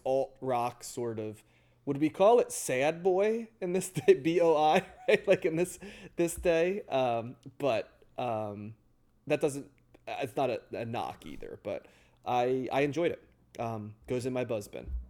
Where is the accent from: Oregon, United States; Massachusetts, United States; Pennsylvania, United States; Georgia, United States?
Pennsylvania, United States; near Philadelphia; I grew up near Philly